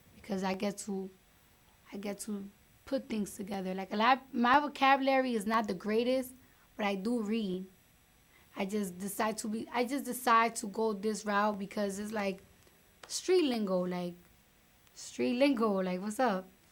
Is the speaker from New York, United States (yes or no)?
yes; New York, United States; I'm from New York. I'm from New York